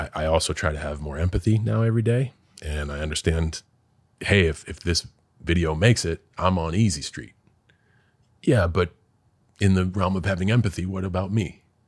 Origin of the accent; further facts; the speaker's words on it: West Newbury, Massachusetts, United States; moved away; I am a kid from West Newbury